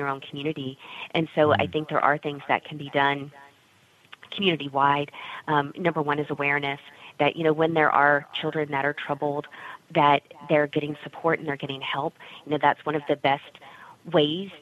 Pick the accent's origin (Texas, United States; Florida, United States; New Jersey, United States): Texas, United States; also born or lived in San Antonio, Texas; I grew up in Texas